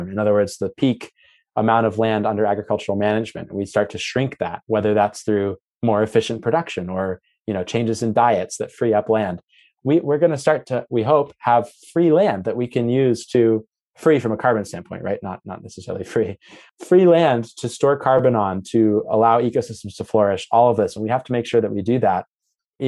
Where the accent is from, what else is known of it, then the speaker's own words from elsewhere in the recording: United States; now in Oxford, United Kingdom; I'm based at the University of Oxford, and so I'm exposed to kind of what's happening in Europe, but also a little bit as an American, what's happening across the pond